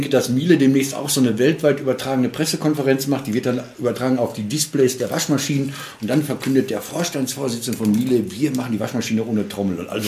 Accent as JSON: {"language": "German", "town": "Marl", "region": "North Rhine-Westphalia", "country": "Germany", "tie": "born or raised there", "said": "ist dann zur Triennale in die Kohlewäsche nach Mahl, meiner Heimatstadt, gefahren"}